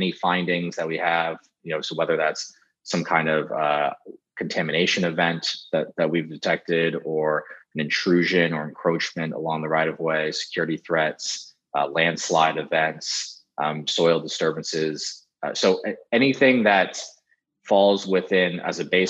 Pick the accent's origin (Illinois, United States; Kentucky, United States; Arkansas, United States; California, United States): California, United States; San Francisco; born and raised in San Francisco